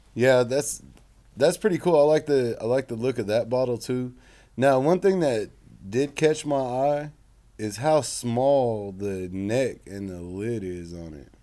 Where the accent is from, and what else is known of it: Oklahoma, United States; born or raised there